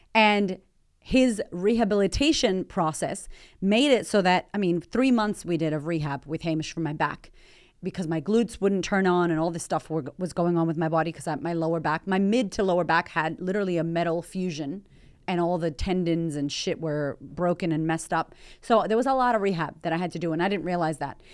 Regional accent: United States; moved away as an adult; also born or lived in Melbourne, Australia; now in Australia; as an American

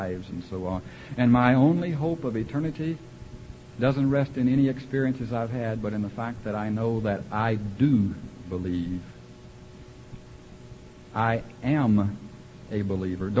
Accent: Central Texas, United States; I was born in Central Texas

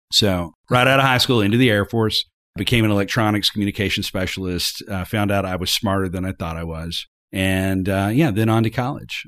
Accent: Arkansas, United States; I was from Arkansas

